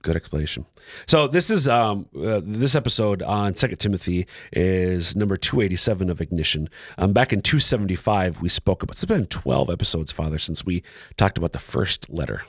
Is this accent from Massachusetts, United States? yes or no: no; Minnesota, United States; moved away; originally from Minnesota